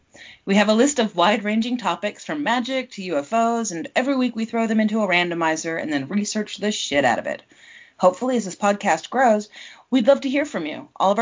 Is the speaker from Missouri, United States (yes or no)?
no; Southern California, United States; Danielle and I were best friends growing up in Southern California.